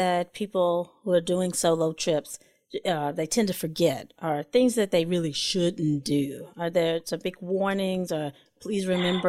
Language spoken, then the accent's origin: English; North Carolina, United States; And I'm from North Carolina and I don't do much of anything in the North.